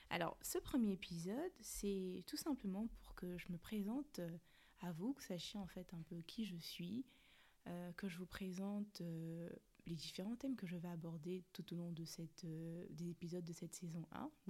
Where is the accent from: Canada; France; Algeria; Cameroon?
Cameroon; accent: Cameroonian; Je suis née, j'ai grandi au Cameroun, 237 represent, mais bon, je pense que ça servait à rien de le préciser parce que je crois que l'action camerounais, c'est quand même l'un des accents qu'on reconnaît très facilement.